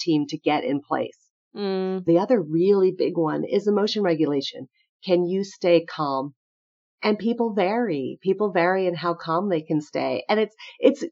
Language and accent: English; New York City, New York, United States; now in St. Louis, United States; I'm from New York City originally, but I live in St. Louis